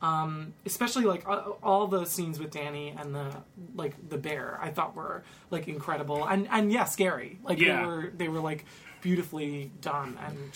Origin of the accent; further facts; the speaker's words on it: Westchester, New York, United States; I'm from Westchester.